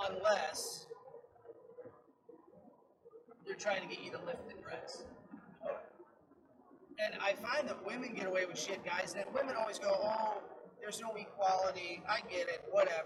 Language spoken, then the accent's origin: English; Florida, United States; This was, and we're from Florida, so we're used to.